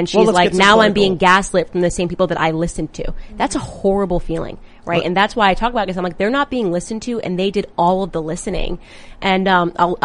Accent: Connecticut, United States; I'm from Connecticut

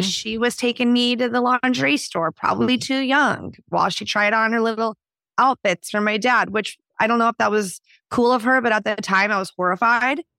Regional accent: Houston, Texas, United States; moved away as an adult; also born or lived in Dallas, Texas / Nashville, Tennessee; now in Portland, United States; I was born in Dallas. I grew up in Houston, Texas.

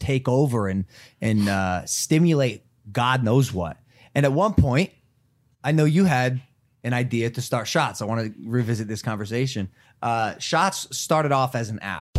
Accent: Ohio, United States; moved away; I'm a kid from Ohio

